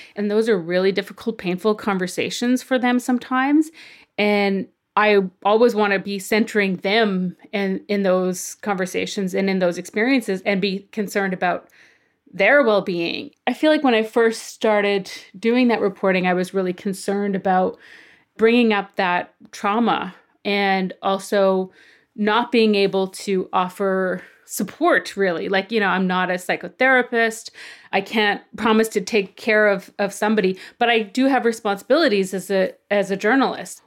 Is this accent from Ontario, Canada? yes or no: no; Okanese First Nation, File Hills, near Balcarres, Saskatchewan, Canada; I grew up on my reserve, Oak Neese. Well, actually, I'm kind of from File Hills.